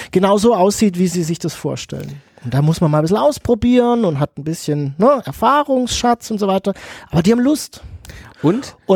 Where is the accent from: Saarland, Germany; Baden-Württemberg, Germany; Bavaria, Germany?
Baden-Württemberg, Germany; Pforzheim; ich komme aus Pforzheim, hier haben wir ganz viele Goldschmiede